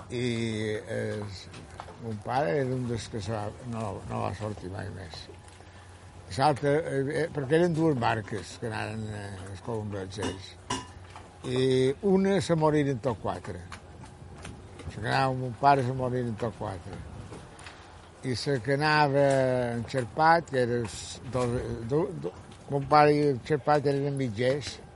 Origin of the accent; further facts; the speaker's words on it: Colònia de Sant Jordi, Balearic Islands, Spain; also born or lived in Palma; i ja l'any vaig venir aquí, i tota la vida he viscut aquí